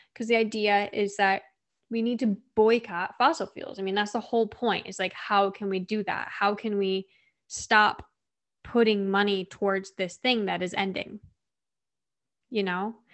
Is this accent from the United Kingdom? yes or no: no; Midwest, United States; I'm from the Midwest